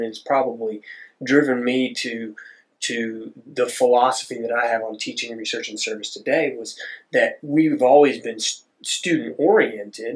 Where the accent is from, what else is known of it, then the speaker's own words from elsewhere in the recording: Dripping Springs, Texas, United States; I'm from Southwest Austin, a small town called Dripping Springs, which also isn't small anymore